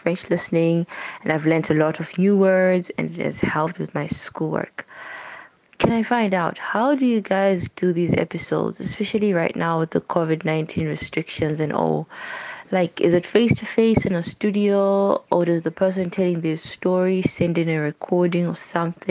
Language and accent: English; Zimbabwe; I'm 22 and I'm from Zimbabwe.